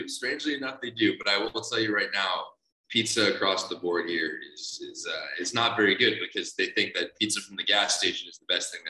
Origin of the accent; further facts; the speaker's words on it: Kent, Ohio, United States; He's from the exact same town as me, went to one high school over, grew up streets away.